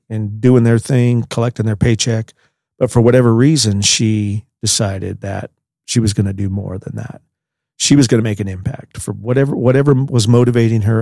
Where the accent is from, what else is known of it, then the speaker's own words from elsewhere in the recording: Pierce, Colorado, United States; I was born in Pierce, Colorado, which is about twenty miles north of here